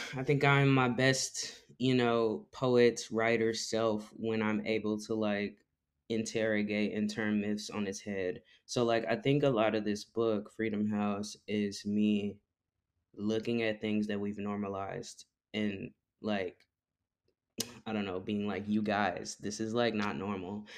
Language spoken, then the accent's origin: English; Fort Worth, Texas, United States; also born or lived in Austin, Texas / San Marcos, Texas; I grew up in Fort Worth, Texas